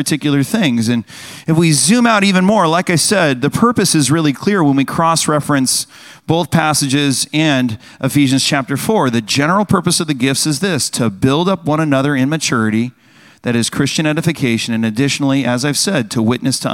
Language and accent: English; United States; us as Americans